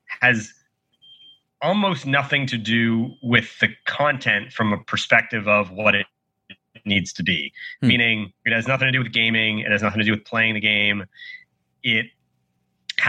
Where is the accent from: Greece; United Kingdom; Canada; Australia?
Canada; moved away as an adult; also born or lived in Boston / Los Angeles; I'm from Canada originally. So went to school in Boston, moved to LA.